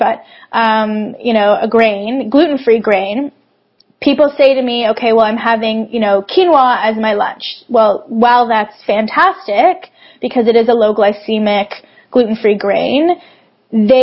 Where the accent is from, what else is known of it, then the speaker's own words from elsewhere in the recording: Toronto, Ontario, Canada; I'm actually from Toronto